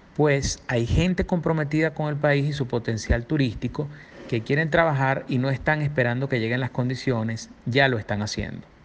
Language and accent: Spanish; Margarita Island, Nueva Esparta, Venezuela; yo soy de Margarita y allá desarrollé por, por muchos años eh, mi actividad empresarial y también eh, política